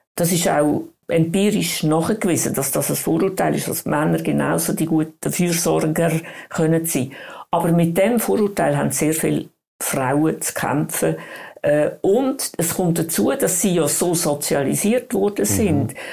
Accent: Switzerland; bei uns in der Schweiz

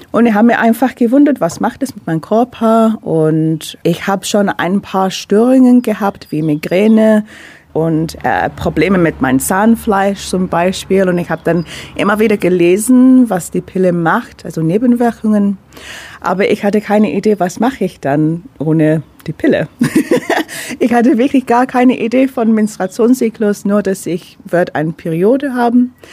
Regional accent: London, United Kingdom; now in Ulm, Germany; Ich bin Londoner, also ich komme aus London, habe seit sieben Jahren in Deutschland, also Ulm slash Neu-Ulm gewohnt.

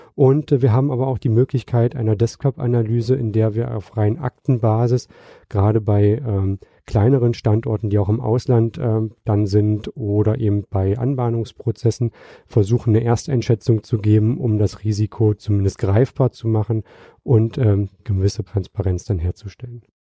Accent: Magdeburg, Saxony-Anhalt, Germany; moved away; also born or lived in Hamburg; meine Heimatstadt, das wäre Magdeburg

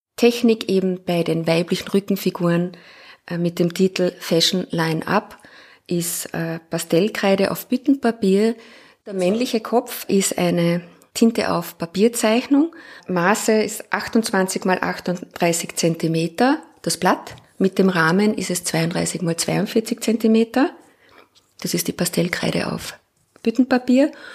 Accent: Klagenfurt, Carinthia, Austria; also born or lived in Graz / Linz / Innsbruck; now in Vienna, Austria; Ich bin in Klagenfurt geboren, habe in Graz studiert

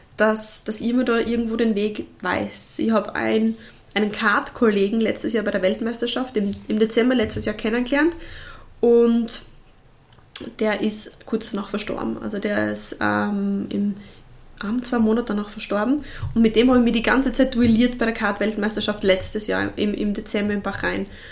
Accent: Bruck an der Mur, Styria, Austria; ich komme ja trotzdem vom Land, also ich komme aus Bruck und Amur

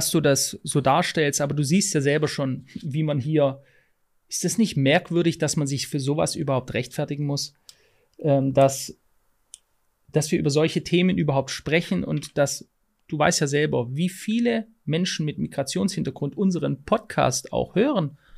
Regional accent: Poland; now in Germany; Nach 30 Jahren muss ich leider feststellen, dass das Land, das zu meiner Heimat geworden ist, sich in eine Richtung bewegt, die mich an Sozialismus, Meinungsmanipulation und all diese Dinge erinnert, die ich als junge Person im damaligen Polen erleben durfte.

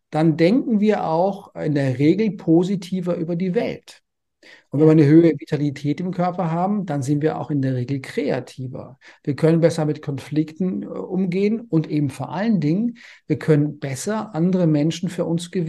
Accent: Konstanz, Baden-Württemberg, Germany; Also ich komme ja ursprünglich aus Konstanz am Bodensee.

